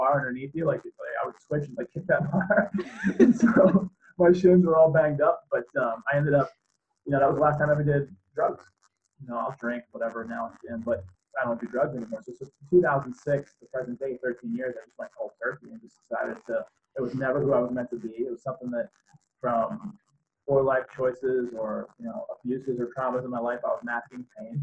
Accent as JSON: {"language": "English", "town": "Boston", "region": "Massachusetts", "country": "United States", "tie": "born or raised there", "said": "the town I grew up in Boston"}